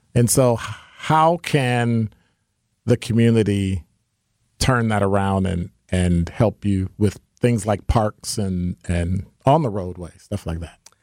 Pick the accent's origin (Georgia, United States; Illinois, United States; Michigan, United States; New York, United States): Illinois, United States; Chicago; now in Milwaukee, United States; growing up in Chicago